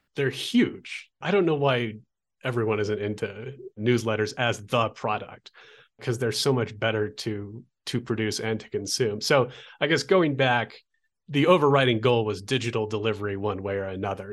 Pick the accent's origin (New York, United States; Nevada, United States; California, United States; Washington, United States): Washington, United States; Olympia; moved away; where I grew up in Olympia, Washington